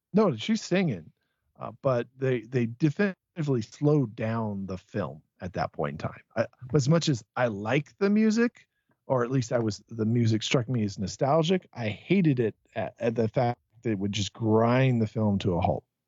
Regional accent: Tucson, Arizona, United States; you and I grew up in Tucson

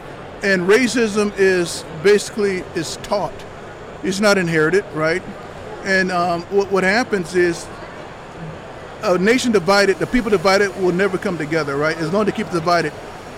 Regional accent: Anniston, Alabama, United States; born there; I was born in Fort McClellan, Alabama, in Anniston, Alabama.

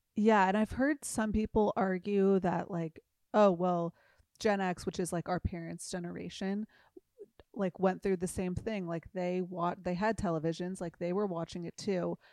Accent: Newport Beach, California, United States; I grew up in Newport Beach

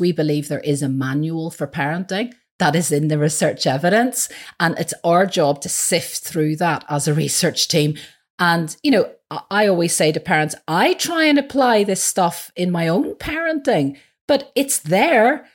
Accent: Belfast, Northern Ireland, United Kingdom; moved away; I'm originally from Belfast.

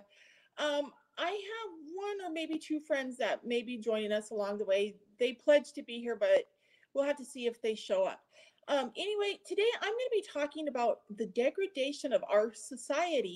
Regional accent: United States; I was a little girl growing up in America

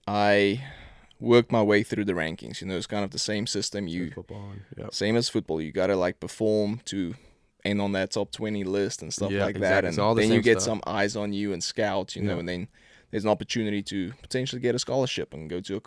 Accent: Pretoria, Gauteng, South Africa; So born and raised in South Africa, you know, Pretoria. My whole family is still back there.

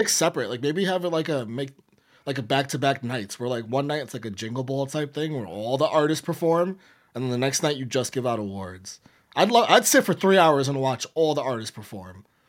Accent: New York City, New York, United States; I'm from the Bronx

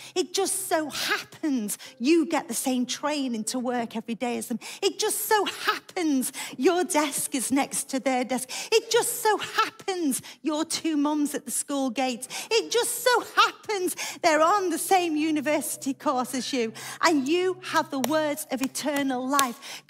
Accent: United Kingdom; We come to church because we're British and we're very quiet.

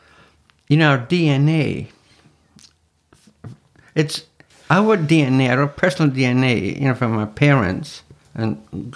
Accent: Scottish Highlands, Scotland, United Kingdom; I'm Scottish, from the Highlands. You know, in Scotland.

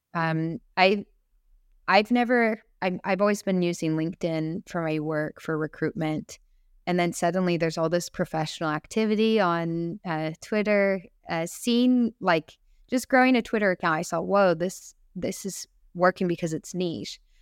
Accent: United States; also born or lived in San Francisco; I am so lucky to be born in America and raised as an American woman

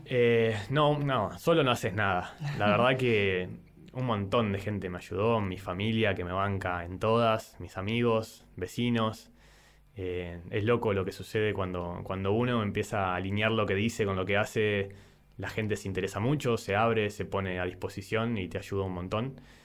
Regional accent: San Nicolás de los Arroyos, Buenos Aires Province, Argentina; tengo 30 años, soy de San Nicolás

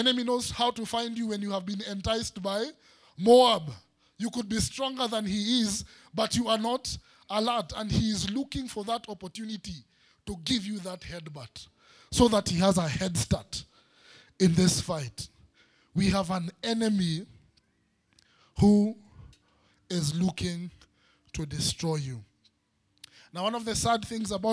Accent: Nairobi, Kenya; growing up in Eastlands, in Umoja, we used to fight

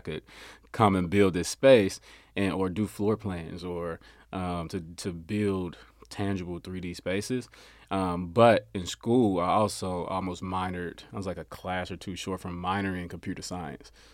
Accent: Memphis, Tennessee, United States; now in Frisco, United States; I'm from Memphis, Tennessee originally

